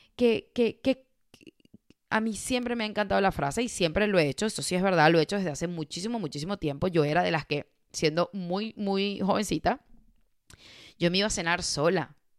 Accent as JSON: {"language": "Spanish", "town": "Caracas", "region": "Capital District", "country": "Venezuela", "tie": "born or raised there", "moved": "as an adult", "said": "Caracas, que es la, la ciudad donde yo nací en Venezuela"}